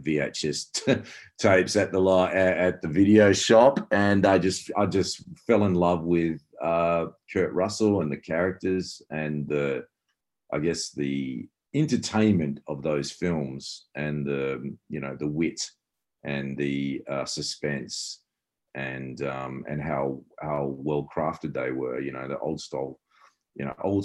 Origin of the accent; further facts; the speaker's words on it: Perth, Western Australia, Australia; growing up in Perth, West Australia